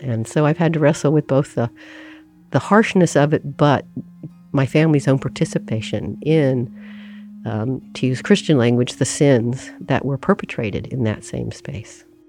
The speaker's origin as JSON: {"language": "English", "region": "Oklahoma", "country": "United States", "tie": "born or raised there", "said": "I grew up in Oklahoma in, um, a progressive family"}